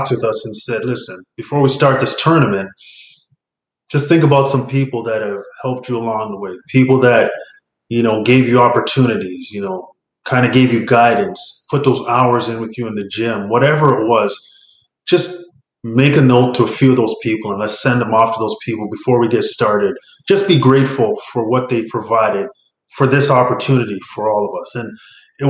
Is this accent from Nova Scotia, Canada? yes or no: no; Ontario, Canada; I'm from Ontario